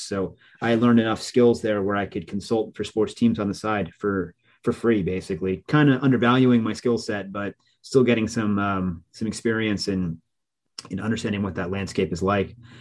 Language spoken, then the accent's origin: English; New Jersey, United States; also born or lived in Scranton, Pennsylvania; my identity growing up, growing up in Jersey